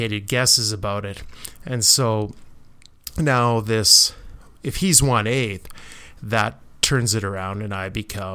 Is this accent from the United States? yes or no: no; Canada; being Canadian